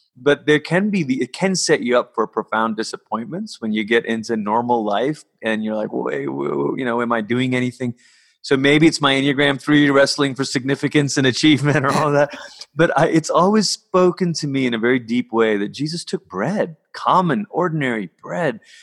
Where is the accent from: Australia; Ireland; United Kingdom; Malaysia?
Malaysia; I grew up in Malaysia.